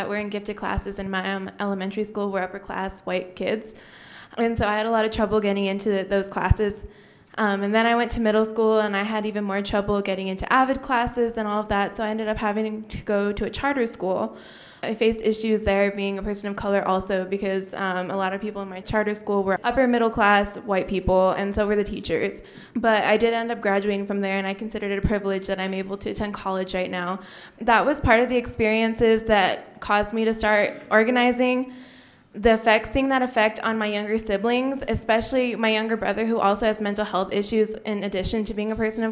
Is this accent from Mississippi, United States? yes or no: no; Albuquerque, New Mexico, United States; So I grew up here in Albuquerque, and I was born here